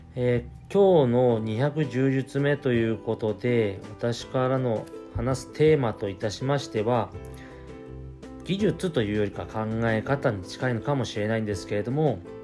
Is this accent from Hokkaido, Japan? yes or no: yes; Shibetsu, Hokkaido, Japan; 私は標津町で生まれまして酪農家の一人っ子長男として生まれましたで、まあ、小さい頃から親の背中を見て